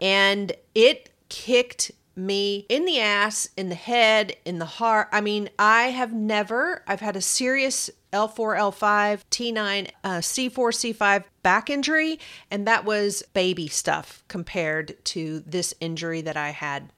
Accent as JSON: {"language": "English", "region": "Kentucky", "country": "United States", "accent": "Kentucky", "said": "my kentucky accent"}